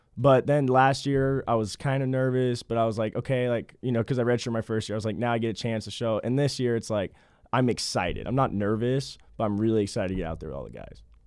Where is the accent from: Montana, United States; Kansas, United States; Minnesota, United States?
Kansas, United States; Kansas City; I'm from Kansas City